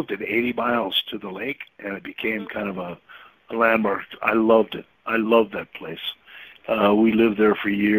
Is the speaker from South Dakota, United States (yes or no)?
yes; South Dakota, United States; moved away; also born or lived in Malibu / California; I'm from South Dakota originally